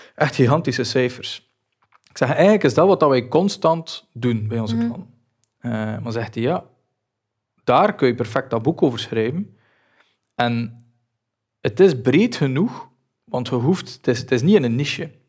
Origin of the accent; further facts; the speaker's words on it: Belgium; wij als Belgen